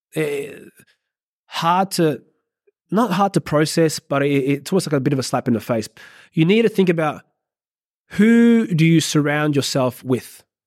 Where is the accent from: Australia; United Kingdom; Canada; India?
Australia; I'm an Aussie